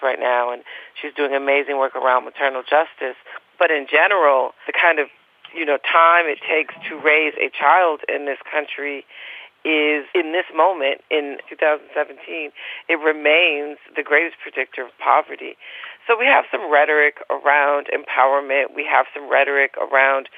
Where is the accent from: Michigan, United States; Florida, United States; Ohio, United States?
Michigan, United States; Detroit; I'm from Detroit